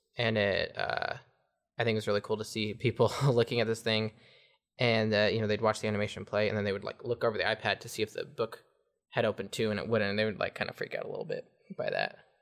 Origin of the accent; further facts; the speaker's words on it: Ferndale, California, United States; also born or lived in Fortuna, California; I was born in Northern California, in Fortuna. Um, lived in Ferndale for nine years